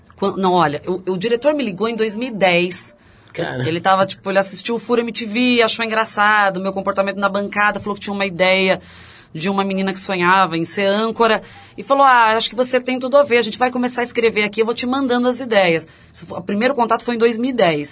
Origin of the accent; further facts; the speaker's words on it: Santo André, São Paulo, Brazil; also born or lived in São Bernardo do Campo; eu nasci em São Bernardo, mas moro em Santo André. Morei a vida inteira.